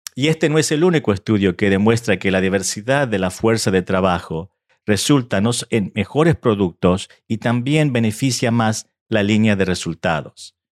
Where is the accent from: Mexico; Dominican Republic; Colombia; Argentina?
Argentina; now in United States; aunque nací en Argentina hace muchos años atrás y mi español, eh, mi español no es perfecto